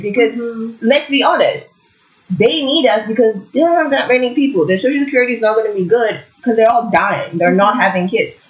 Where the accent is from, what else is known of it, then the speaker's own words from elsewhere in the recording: Lagos, Nigeria; now in Kingston, Canada; we grew up in Lagos, it's very loud, I'm not a huge fan. And then I came to Canada